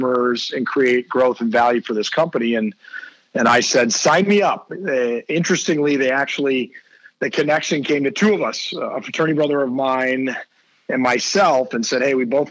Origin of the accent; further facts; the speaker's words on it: Green Bay, Wisconsin, United States; moved away as an adult; also born or lived in Kalamazoo, Michigan; I grew up in Green Bay, Wisconsin